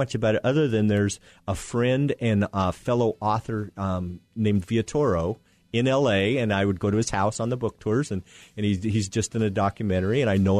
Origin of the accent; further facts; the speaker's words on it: Wyoming, United States; And one of them found out I was from Wyoming